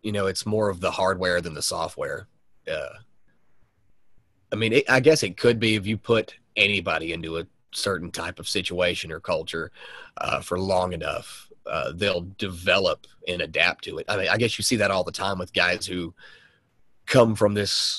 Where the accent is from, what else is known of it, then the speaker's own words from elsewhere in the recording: the South, United States; growing up in the South